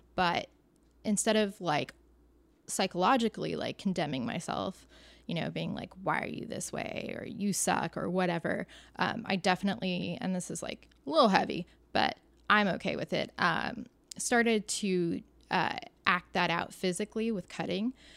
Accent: Orange County, California, United States; I'm from Orange County

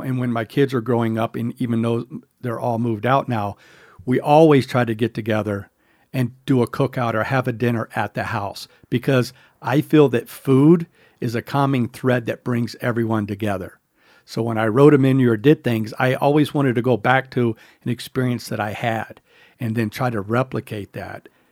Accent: the South, United States; I grew up in the South

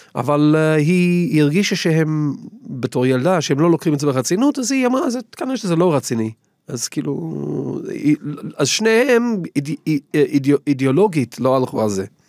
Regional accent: England, United Kingdom; Hebrew is a second language; moved away as an adult; now in Israel; אני גדלתי באנגליה

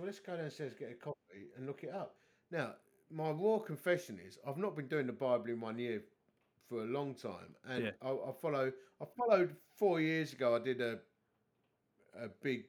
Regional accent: Dagenham, London, United Kingdom; I'm a div from Dagenham

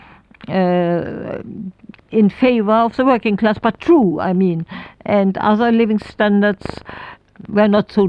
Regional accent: Berlin, Germany; English is a second language; moved away as an adult; also born or lived in Oxfordshire, United Kingdom; We are all from Berlin. That is my, even the generation before, we are really true blue Berlin people.

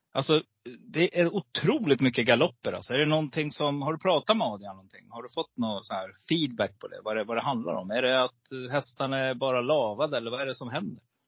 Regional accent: Stockholm, Stockholm County, Sweden; also born or lived in Gävle; now in Falun, Sweden; född i Gävle men jag eh, bodde nere i Stockholm. Ja, du är ja, så att eh, söder om Stockholm där. I de lite tuffare områdena, du vet runt Norsborg, Alby, Fittja där. Där är jag uppväxt.

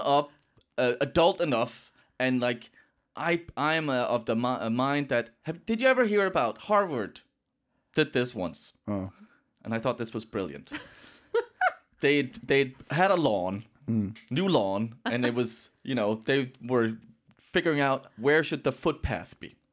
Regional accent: Denmark; accent: Danish; also born or lived in Canada; my very Danish accent

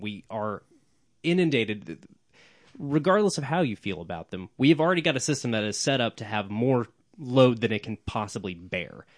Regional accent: Oklahoma City, Oklahoma, United States; I'm from Oklahoma City

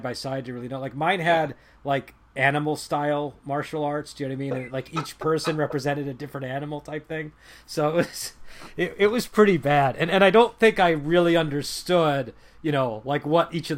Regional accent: Boston, Massachusetts, United States; I'm from Boston

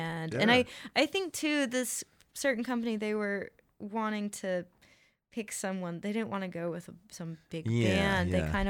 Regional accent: Athens, Georgia, United States; also born or lived in California; I love being from Athens. I think it's great. This is, you know, pretty much where I'm from. I'm from California, but I moved here when I was really young.

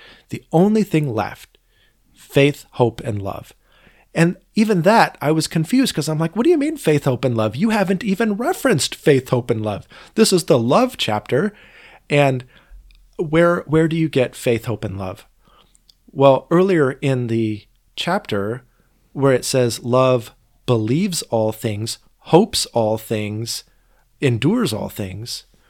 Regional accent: Boring, Oregon, United States; also born or lived in Portland; Well, no, though I grew up in Boring for the first couple of years of my life. This was actually in Portland.

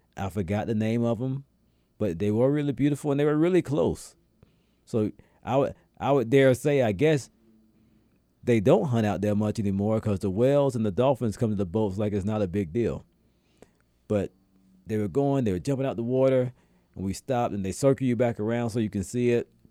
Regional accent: Atlanta, Georgia, United States; where I'm from in Atlanta

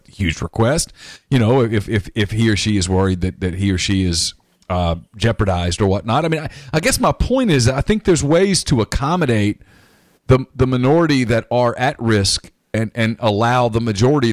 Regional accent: Louisiana, United States; I'm from Louisiana

